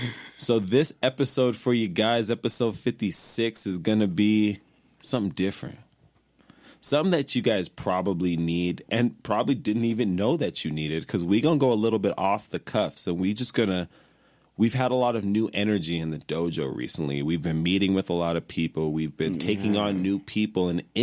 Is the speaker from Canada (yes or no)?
no; Nigeria; We give out titles. We're Nigerian.